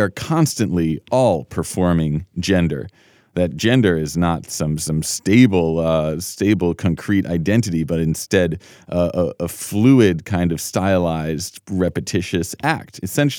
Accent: New York City, New York, United States; I was born on March 26th, 1986 in Lenox Hill Hospital in New York City

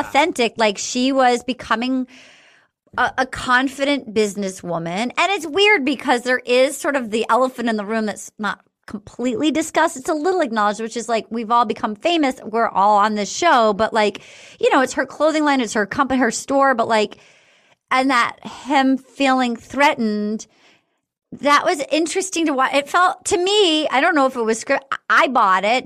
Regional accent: East Coast, United States; I grew up on the East Coast

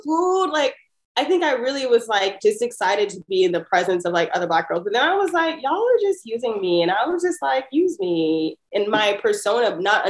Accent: Pasadena, California, United States; growing up in Pasadena and just being at the school

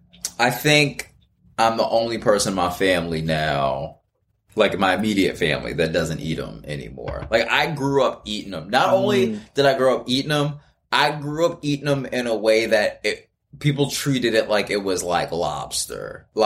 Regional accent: Marietta, Georgia, United States; also born or lived in Miami, United States / Cincinnati, United States / Fresno, United States; I was born in Miami, then lived in Cincinnati, then lived up in the Bay Area, then lived in Fresno. I'm from Marietta, Georgia.

